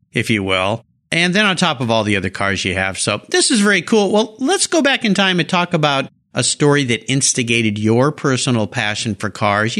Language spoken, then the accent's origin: English; La Jolla, California, United States; I grew up in La Jolla, so I know that area really well